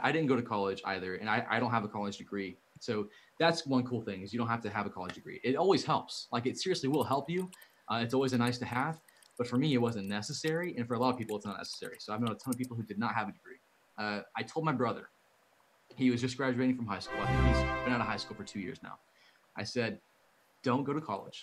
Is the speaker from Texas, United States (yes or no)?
yes; Dallas, Texas, United States; my hometown, Dallas